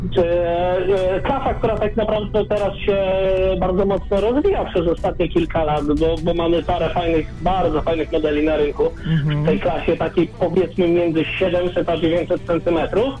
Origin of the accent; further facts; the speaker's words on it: Poland; ja się wychowywałem na malutkiej wsi